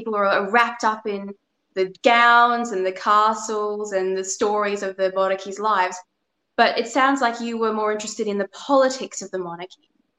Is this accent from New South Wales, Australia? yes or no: yes; Sydney, New South Wales, Australia; I came from the North Shore of Sydney.